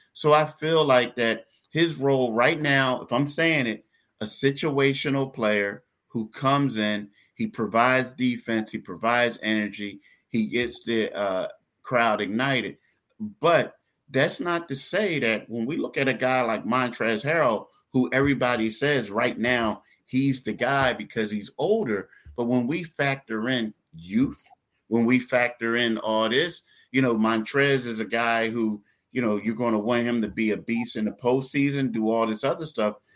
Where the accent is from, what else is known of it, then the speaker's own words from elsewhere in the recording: Philadelphia, Pennsylvania, United States; We're both from Philly